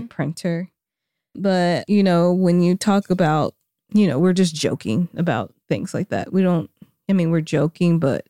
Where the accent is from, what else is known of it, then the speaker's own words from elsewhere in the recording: Springdale, Arkansas, United States; I'm from Fayetteville. Springdale, Arkansas. But nobody in my family talks like this.